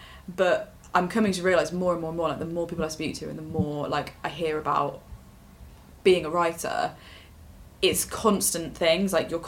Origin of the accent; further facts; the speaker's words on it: Leicester, East Midlands, United Kingdom; for me, what it was like growing up in Leicester